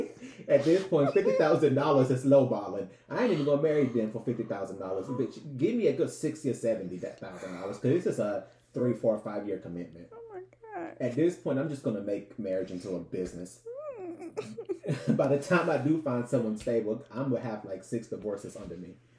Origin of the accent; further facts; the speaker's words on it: Los Angeles, California, United States; we grew up in South LA, you know, Compton, Inglewood, that whole area